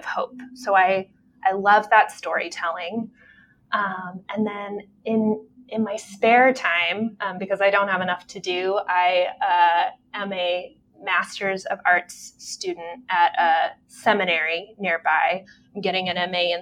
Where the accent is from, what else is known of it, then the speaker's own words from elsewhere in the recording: Texas, United States; moved away as an adult; also born or lived in Phoenix, Arizona; now in Michigan, United States; I lived most of my life in Texas. I was born in Phoenix, Arizona